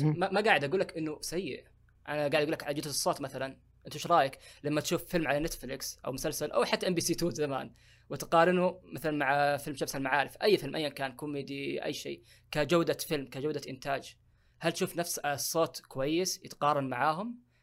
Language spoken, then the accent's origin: Arabic; Saudi Arabia; عندنا في السعوديه